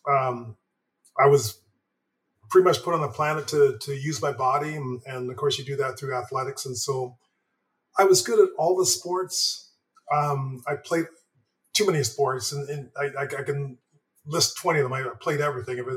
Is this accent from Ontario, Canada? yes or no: no; Montreal, Quebec, Canada; born there; Again, I was born in Montreal, um, so I was a Montreal Canadiens um, fan.